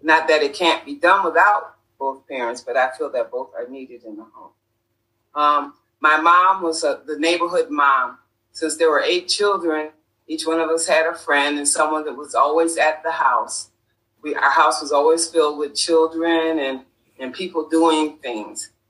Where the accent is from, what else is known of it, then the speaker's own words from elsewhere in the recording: Rochester, New York, United States; I was born and raised in Rochester, New York.